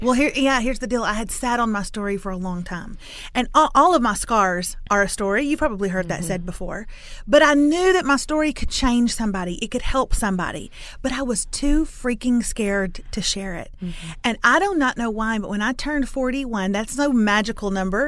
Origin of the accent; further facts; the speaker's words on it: Lufkin, Texas, United States; I'm from Lufkin, which is in East Texas, town of about 40,000